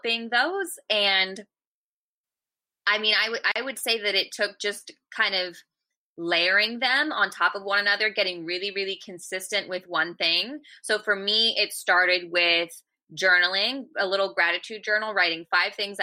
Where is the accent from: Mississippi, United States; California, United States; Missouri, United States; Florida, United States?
California, United States; moved away; also born or lived in Georgia; I'm from California